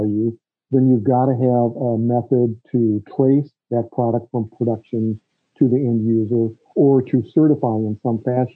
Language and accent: English; Chicago, Illinois, United States; moved away as an adult; also born or lived in Des Moines, Iowa; I grew up in the Chicago area, born and raised there and went to school there